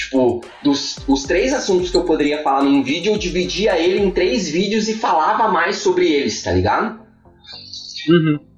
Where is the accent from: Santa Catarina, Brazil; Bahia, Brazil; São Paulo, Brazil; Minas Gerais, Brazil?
Santa Catarina, Brazil; Joinville; quando eu vim de Joinville, eu tava com aquela coisa do pra tu, pra ti, tá ligado?